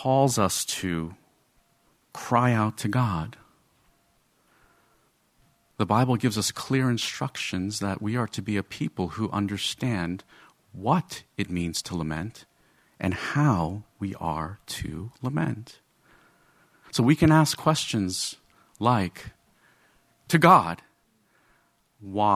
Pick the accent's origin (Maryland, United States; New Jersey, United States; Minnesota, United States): New Jersey, United States; Rutherford; I'm Asian American, okay? But I grew up in Rutherford, New Jersey, in a very Roman Catholic Irish American neighborhood.